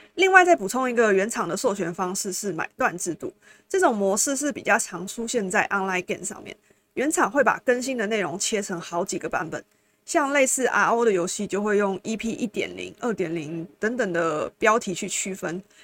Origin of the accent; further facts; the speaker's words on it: Taiwan; 我们台湾人就是 M